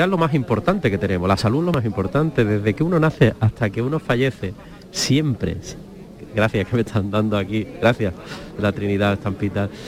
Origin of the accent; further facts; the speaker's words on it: Málaga, Andalusia, Spain; como malagueño y como cofrade